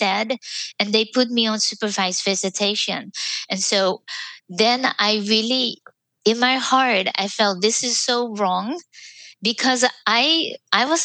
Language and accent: English; Netherlands; moved away as an adult; now in United States; I was from the Netherlands. I was a nurse, but I couldn't use my diploma in the United States.